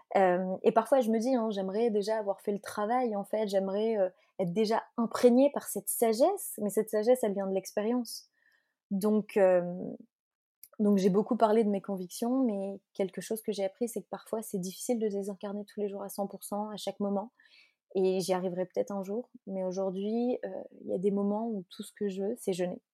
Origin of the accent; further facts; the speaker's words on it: Belgium; moi je suis belge